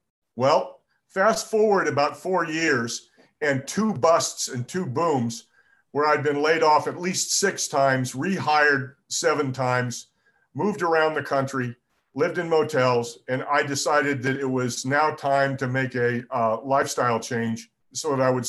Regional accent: Rocky Mountain West, United States; also born or lived in El Paso, Texas / Montana / Utah / Colorado; I was born in El Paso, and my family moved around the Rocky Mountain West my entire young life. So I lived everywhere from Montana to El Paso to Utah, Colorado, two or three times.

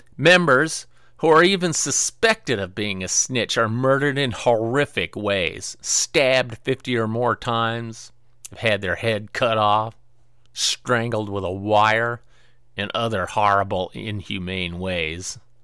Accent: Pacific Northwest, United States; moved away; also born or lived in Marion, Illinois; I was raised in a small town in the, near the woods in the Pacific Northwest

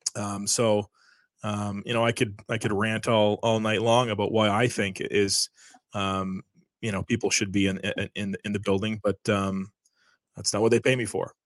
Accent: Canada; a lot of us are very proud to be Canadian.

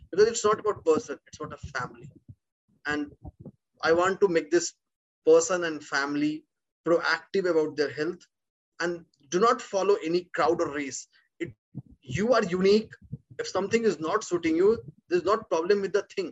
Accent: India; being an Indian background

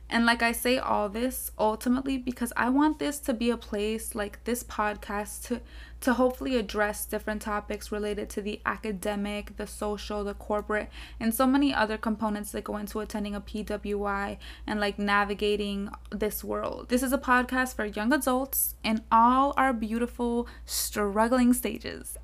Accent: South Florida, United States; moved away as an adult; also born or lived in Pasto, Colombia; now in Tallahassee, United States; I was born in Pasto, Colombia, and then I came to the U S when I was one year old. So, from then, I grew up in South Florida.

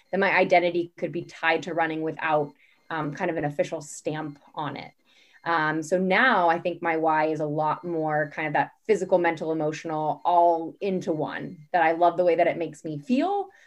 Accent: California, United States; moved away as an adult; also born or lived in Boston area; now in Boston, United States; I'm currently living in the Boston area, but I grew up in California

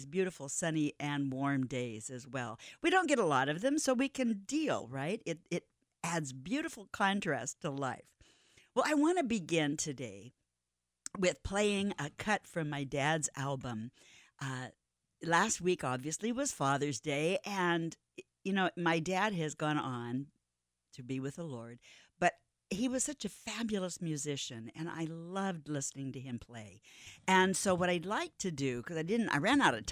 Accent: Phoenix, Arizona, United States; now in Seattle, United States; I grew up in Phoenix, Arizona

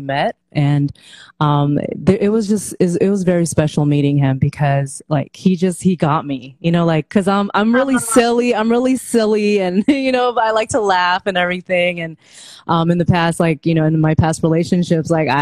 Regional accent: Philippines; moved away; I was born in the Philippines

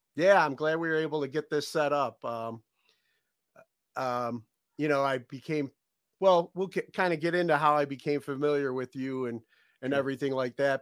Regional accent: North Olmsted, Ohio, United States; I grew up in North Olmsted and graduated from okay. North Olmsted High School

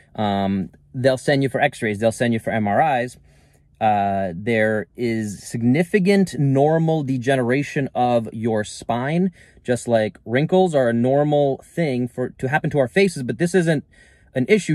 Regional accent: New York City, New York, United States; moved away as an adult; now in Northern California, United States; growing up in New York City most of my life

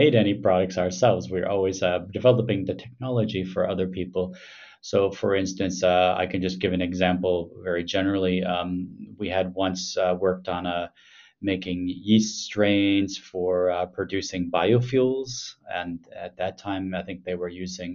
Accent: Milwaukee, Wisconsin, United States; moved away as an adult; also born or lived in Madison, Wisconsin / Ann Arbor, Michigan / Boston, Massachusetts / Bern, Switzerland; now in Helsinki, Finland; I'm originally from Milwaukee, Wisconsin.

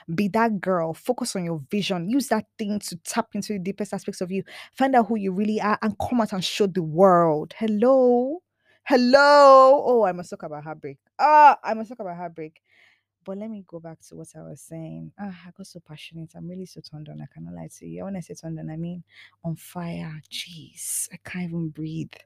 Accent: Nigeria; I'm Nigerian, you know, I'm very much an African woman

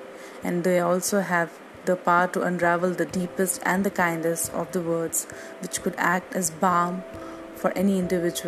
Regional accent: India; from India

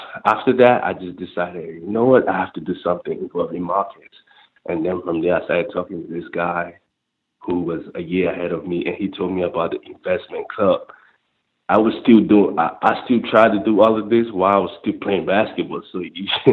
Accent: Nigeria; moved away; growing up in Nigeria, third world country

